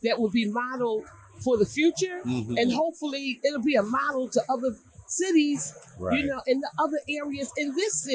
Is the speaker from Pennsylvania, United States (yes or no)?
yes; Philadelphia, Pennsylvania, United States; I'm from North Philly